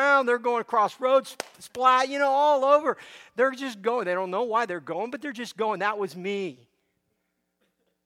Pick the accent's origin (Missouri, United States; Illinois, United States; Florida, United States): Florida, United States; Miami; also born or lived in Cuba; I grew up in Miami, Florida